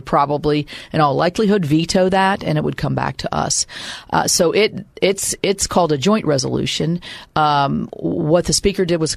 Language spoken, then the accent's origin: English; West Virginia, United States; my home state.